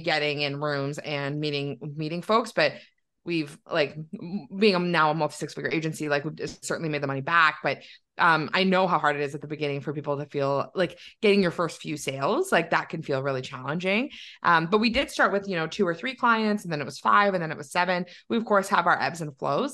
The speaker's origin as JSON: {"language": "English", "town": "Milton", "region": "Ontario", "country": "Canada", "tie": "born or raised there", "lives_now": "Waterloo, Canada", "said": "I grew up just outside of Toronto in Milton, um, and then now I live in Waterloo where I went to university and I've never left."}